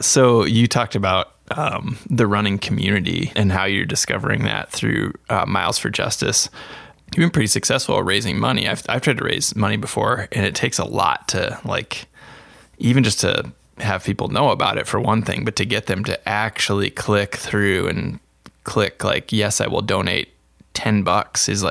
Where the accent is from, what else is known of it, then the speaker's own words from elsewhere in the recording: Iowa, United States; I was able to go to the Drake Relays, which is in my home state